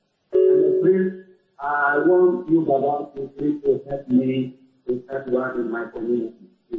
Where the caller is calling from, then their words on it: Germany; I am calling from Germany.